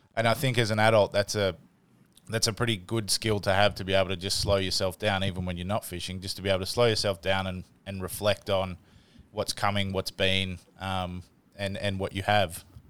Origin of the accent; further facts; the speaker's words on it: Canberra, Australian Capital Territory, Australia; I grew up here in Australia i, in a, in a place called Canberra